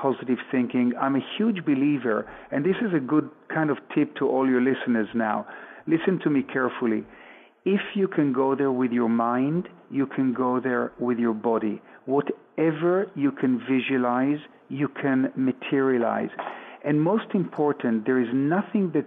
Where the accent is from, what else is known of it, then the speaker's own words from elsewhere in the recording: Tel Aviv, Tel Aviv District, Israel; also born or lived in New York / Sonning-on-Thames, Berkshire, England; now in Jaffa, Israel; I was born in Tel Aviv in Israel.